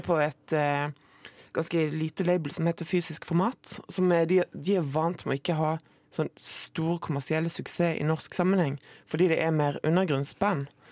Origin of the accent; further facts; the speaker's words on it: Moi, Rogaland, Norway; det er sånn man staver det på Moi, der jeg kommer fra